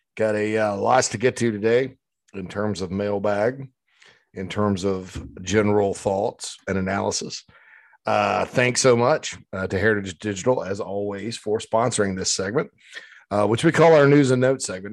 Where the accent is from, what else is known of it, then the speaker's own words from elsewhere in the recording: Spartanburg, South Carolina, United States; on Daniel Morgan Avenue in my hometown of Spartanburg